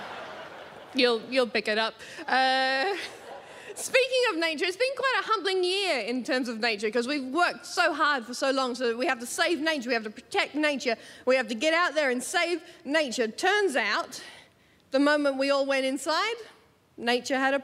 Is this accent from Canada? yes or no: no; Australia; accent: Australian; now in London, United Kingdom; I'm not English. I am Australian. You can tell by my accent.